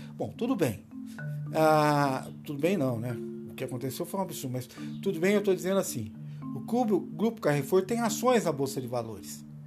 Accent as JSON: {"language": "Portuguese", "country": "Brazil", "said": "Nós somos brasileiros"}